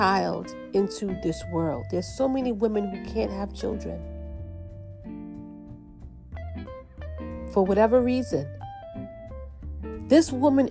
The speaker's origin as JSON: {"language": "English", "region": "New York", "country": "United States", "said": "I'm from New York"}